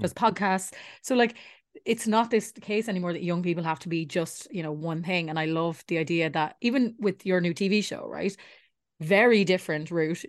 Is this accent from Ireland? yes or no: yes; Ireland; as Irish people